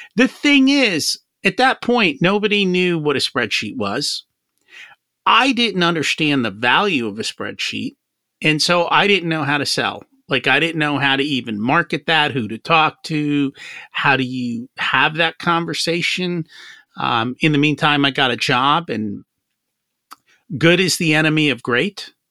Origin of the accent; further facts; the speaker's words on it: New Jersey, United States; I grew up in Jersey